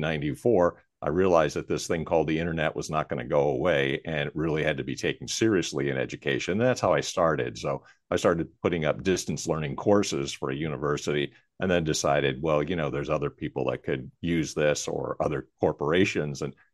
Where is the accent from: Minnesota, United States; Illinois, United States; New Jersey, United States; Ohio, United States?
New Jersey, United States; Jersey City; also born or lived in Philadelphia area; But I was actually born in Jersey City, New Jersey. So I'm definitely a Jersey boy, but a little bit further north of …. And then also lived outside the area of Philadelphia too